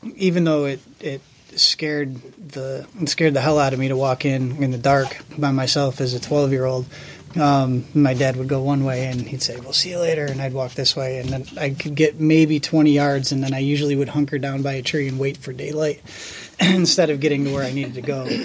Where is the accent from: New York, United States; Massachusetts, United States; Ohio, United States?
New York, United States; Canandaigua; I grew up in Canandaigua, born and raised